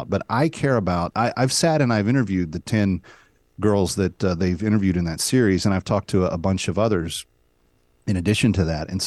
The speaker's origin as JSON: {"language": "English", "region": "the South", "country": "United States", "said": "I'm from the South."}